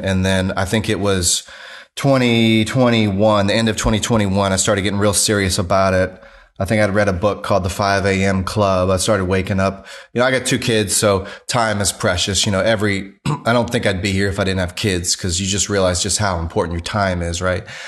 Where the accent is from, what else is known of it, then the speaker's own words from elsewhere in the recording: Louisiana, United States; now in Greenville, United States; I'm from Louisiana